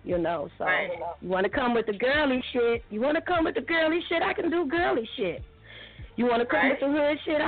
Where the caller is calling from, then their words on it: Gary, Indiana, United States; I'm calling from Gary, Indiana.